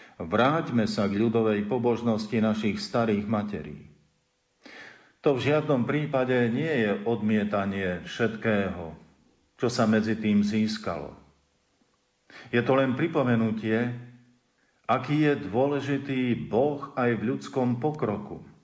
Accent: Slovakia

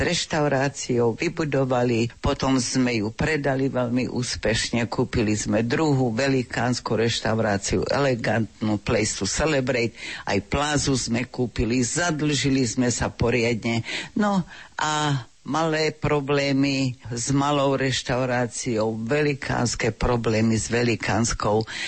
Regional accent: Slovakia; first language Slovak; moved away as an adult; now in Canada; Ja som taký patriot, by sa dalo povedať Doma sme rozprávali vždy veľmi pekne po slovensky, mama bola Martinčianka

